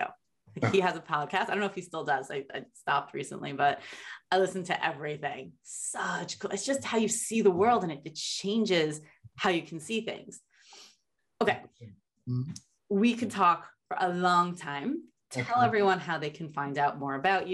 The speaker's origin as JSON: {"language": "English", "region": "New York", "country": "United States", "tie": "born or raised there", "moved": "yes", "lives_now": "Los Angeles, United States", "said": "Like I grew up in New York."}